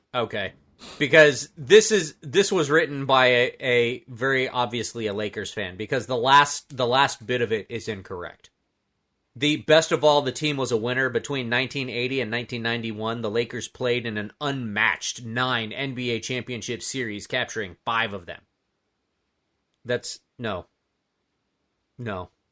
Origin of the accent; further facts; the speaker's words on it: Florida, United States; I'm a native Floridian